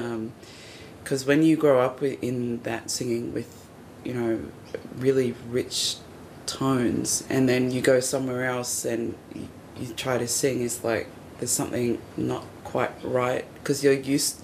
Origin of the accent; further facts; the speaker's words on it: Wollongong, New South Wales, Australia; now in Sydney, Australia; growing up in Wollongong